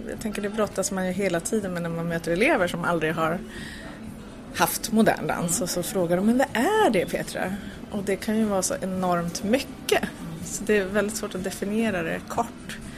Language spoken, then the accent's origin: Swedish; Piteå, Norrbotten County, Sweden; now in Stockholm, Sweden; jag kommer från Norrland så där fanns det bara en ballettlärare och så gick hon i pension.